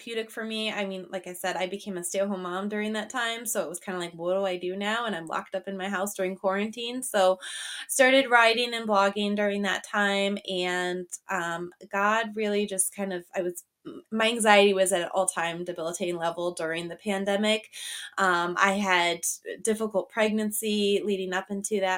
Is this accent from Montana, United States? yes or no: yes; Montana, United States; moved away as an adult; now in Michigan, United States; I am in Michigan. I'm actually originally from Montana, though. My husband pulled me out here about 6 years ago